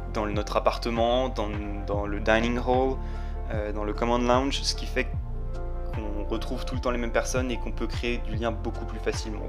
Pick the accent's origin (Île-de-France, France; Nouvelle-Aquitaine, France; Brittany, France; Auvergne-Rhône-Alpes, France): Île-de-France, France; Paris; moved away as an adult; en tant que Parisien euh, depuis ma plus tendre enfance